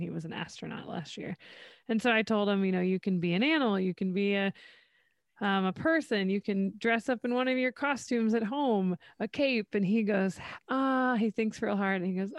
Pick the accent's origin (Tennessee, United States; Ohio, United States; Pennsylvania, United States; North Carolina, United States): Ohio, United States; Central; moved away; I grew up in Central Ohio